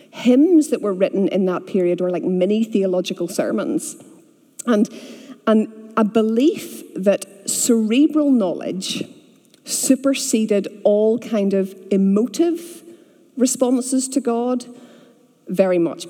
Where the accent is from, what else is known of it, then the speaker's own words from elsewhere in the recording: Bangor, Northern Ireland, United Kingdom; moved away as an adult; also born or lived in Aberdeen, Scotland / Texas; I grew up here, I grew up in Bangor, and in the late 1990s, I went to Scotland for university